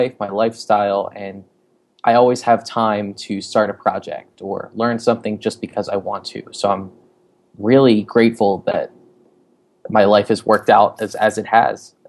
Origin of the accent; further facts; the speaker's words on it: New Jersey, United States; I am originally from New Jersey.